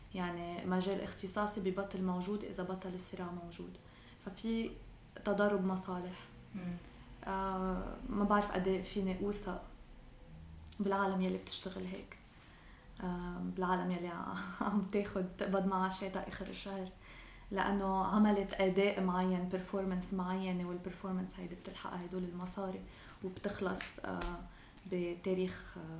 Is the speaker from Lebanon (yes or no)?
yes; Lebanon; أنا شاب لبناني